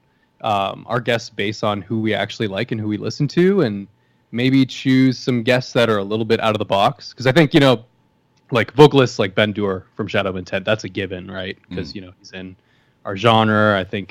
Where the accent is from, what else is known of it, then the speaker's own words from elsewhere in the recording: Canada; moved away; I'm Canadian, but I don't live in Canada.